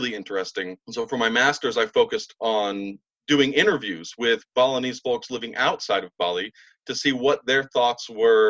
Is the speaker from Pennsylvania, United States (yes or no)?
no; Southern Illinois, United States; moved away; I'm from Southern Illinois originally